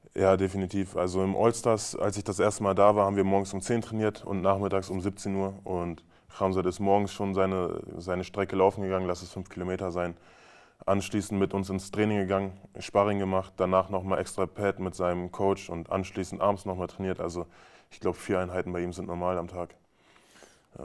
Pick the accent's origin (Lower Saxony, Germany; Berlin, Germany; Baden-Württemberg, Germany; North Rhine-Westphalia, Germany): Lower Saxony, Germany; Braunschweig; moved away as an adult; now in Magdeburg, Germany; ich komme aus Braunschweig, bin gebürtiger Braunschweiger